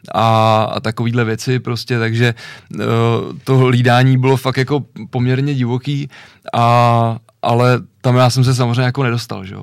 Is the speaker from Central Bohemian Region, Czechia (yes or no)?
yes; Ovčáry, Central Bohemian Region, Czechia; u nás hmm. v Ovčárech